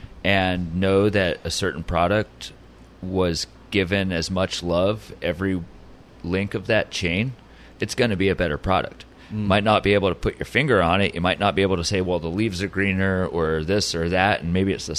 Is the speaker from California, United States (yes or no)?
yes; Oceanside, California, United States; also born or lived in England; I was born here in Oceanside, hospital right up the road, English parents